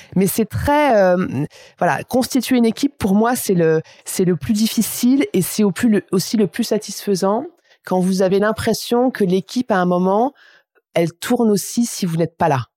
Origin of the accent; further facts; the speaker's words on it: Aÿ, Grand Est, France; je suis champenoise et j'ai grandi à Haï, qui est le premier grand cru